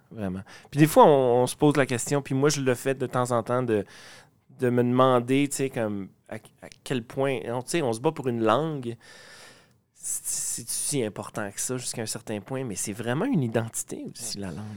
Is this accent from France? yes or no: no; Quebec, Canada; first language French; also born or lived in Winnipeg; Je viens du Lac-Saint-Jean, unilingue francophone